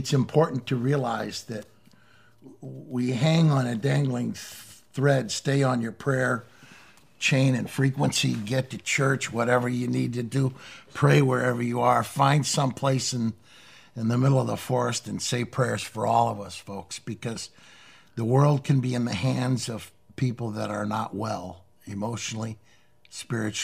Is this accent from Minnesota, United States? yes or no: no; Missouri, United States; my home state of Missouri